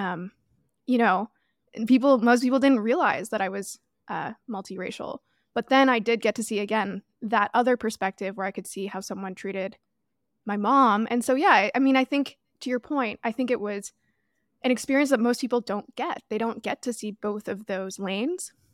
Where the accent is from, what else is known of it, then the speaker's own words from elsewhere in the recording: Toronto, Ontario, Canada; moved away; I grew up in Toronto